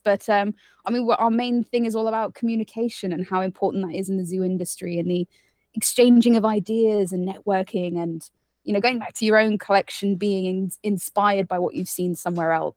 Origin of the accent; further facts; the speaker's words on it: United Kingdom; also born or lived in Costa Rica; I'm from the U K, as, uh, you can probably tell by my accent